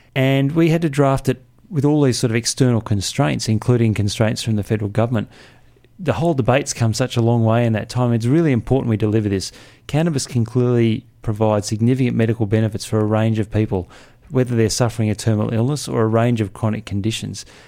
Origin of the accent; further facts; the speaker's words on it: Canberra, Australian Capital Territory, Australia; I grew up here, uh, and Canberra has really changed